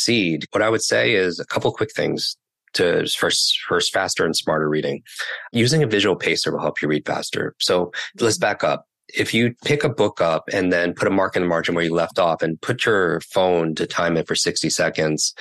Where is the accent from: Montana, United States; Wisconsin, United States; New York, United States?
New York, United States; I can't talk that slow because I'm from New York.